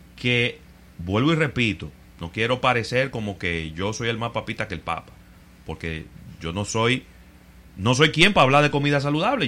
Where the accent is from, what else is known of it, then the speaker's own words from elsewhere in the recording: Dominican Republic; somos los dominicanos